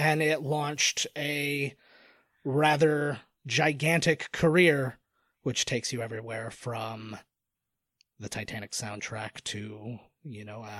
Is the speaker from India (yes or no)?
no; Canada; nor as a Canadian